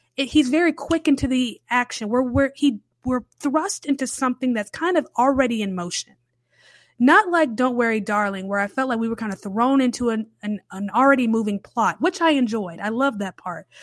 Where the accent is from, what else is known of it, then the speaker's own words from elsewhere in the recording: Charlotte, North Carolina, United States; I grew up in Charlotte